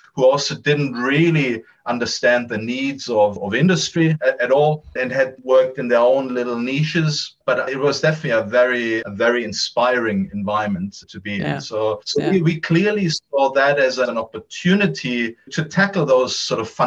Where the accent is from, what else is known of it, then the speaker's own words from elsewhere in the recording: Munich, Bavaria, Germany; moved away; originally I'm from Germany, from Munich in Germany.